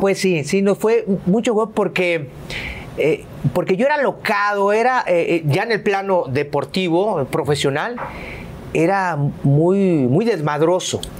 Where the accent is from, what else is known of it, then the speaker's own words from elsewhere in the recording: Veracruz, Mexico; moved away as an adult; also born or lived in Poza Rica; soy jarocho